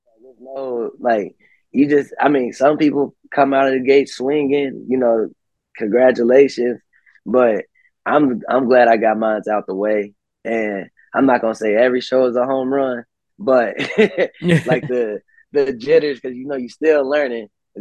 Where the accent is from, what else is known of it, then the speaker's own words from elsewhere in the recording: Cincinnati, Ohio, United States; I'm from Cincinnati